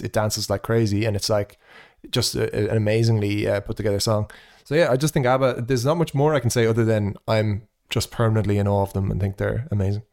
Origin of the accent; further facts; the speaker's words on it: Ireland; me being Irish